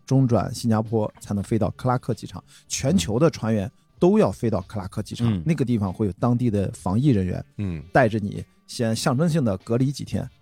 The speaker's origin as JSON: {"language": "Chinese", "town": "Qingdao", "region": "Shandong", "country": "China", "tie": "born or raised there", "moved": "yes", "said": "我是在青岛长大啊，就是青岛第一条马路那儿出生的中山路，在青岛土著了"}